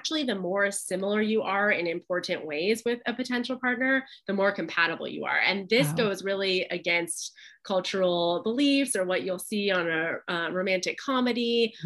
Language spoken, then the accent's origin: English; Pasadena, California, United States; my hometown in Pasadena